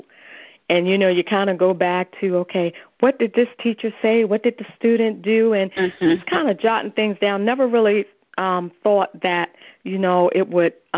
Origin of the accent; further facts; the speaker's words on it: Washington, District of Columbia, United States; now in Maryland, United States; I was born and raised in Washington, D.C.